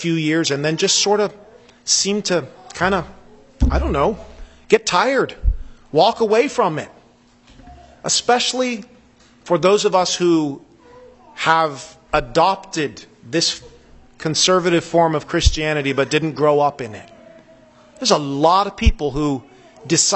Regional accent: United States; moved away as an adult; I still think of America as my country

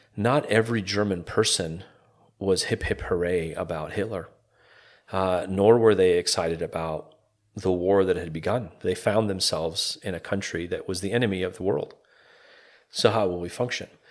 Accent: Calgary, Alberta, Canada; moved away as an adult; also born or lived in Toronto, Canada; now in Evansville, Indiana, United States; born and raised in Calgary, Canada, uh, Calgary, Alberta, Canada.

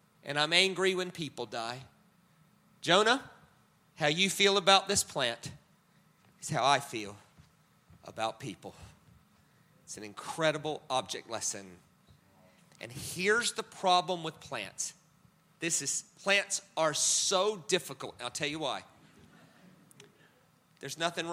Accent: United States; I'm American

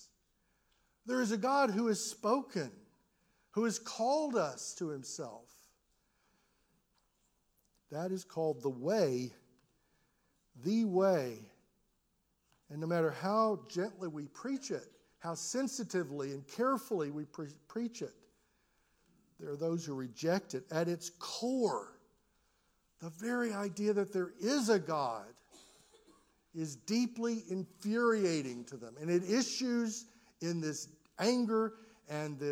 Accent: United States; as an American

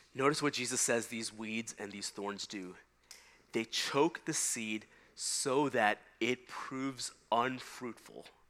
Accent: Texas, United States; we had the work of trying to uh, till and prepare the hard Texas soil

